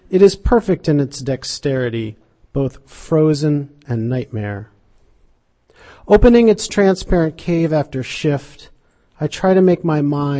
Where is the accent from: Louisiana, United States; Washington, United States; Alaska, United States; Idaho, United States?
Alaska, United States; Fairbanks; moved away; I grew up in Alaska, in Fairbanks, Alaska